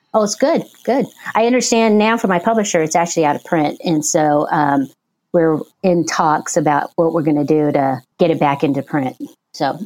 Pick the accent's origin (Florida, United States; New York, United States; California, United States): California, United States; Porterville; I was born and raised in Porterville